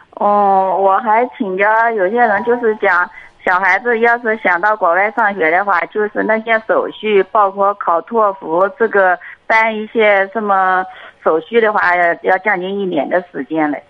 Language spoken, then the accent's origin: Chinese; Anhui, China; 我是安徽的